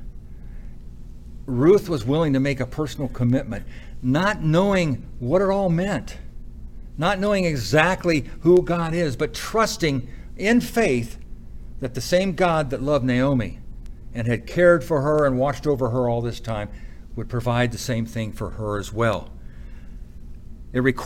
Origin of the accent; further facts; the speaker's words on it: United States; me as an American